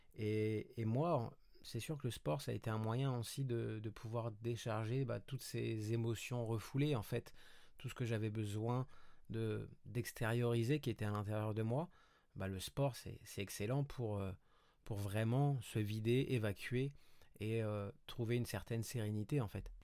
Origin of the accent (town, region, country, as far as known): Paris, Île-de-France, France; moved away as an adult; also born or lived in Montreal, Canada; now in Côte d'Azur, France